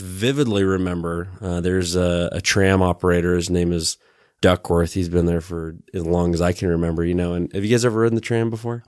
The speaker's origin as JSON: {"language": "English", "town": "Sandy", "region": "Utah", "country": "United States", "tie": "born or raised there", "also_born_or_lived": "Bishop, California", "said": "I grew up really in Sandy, uh, and I always like to say East Sandy"}